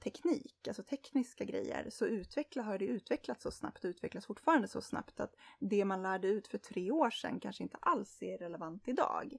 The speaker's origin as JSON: {"language": "Swedish", "country": "Sweden"}